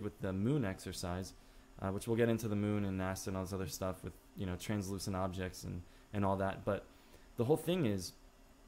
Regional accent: Illinois, United States; now in Los Angeles, United States; at the age of 8 years old, okay, growing up in Illinois

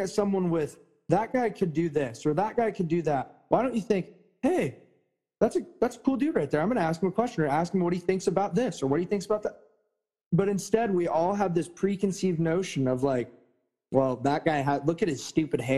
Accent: United States; I, as an American

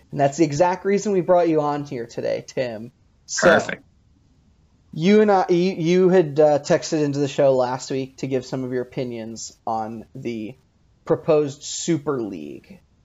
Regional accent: United States; I'm an American

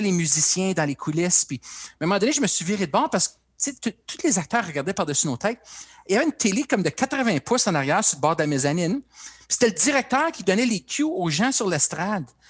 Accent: Timmins, Ontario, Canada; also born or lived in Ottawa; je suis un petit gars du Nord, né, grandi à Timmins

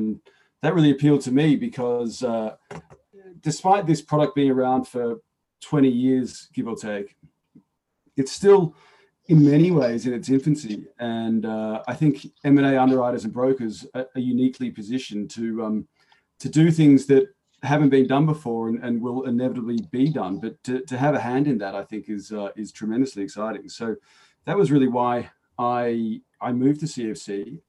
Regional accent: Melbourne, Victoria, Australia; also born or lived in Sydney; Well, I'm from Melbourne originally and spent a good 4 years in Sydney, so know them both well.

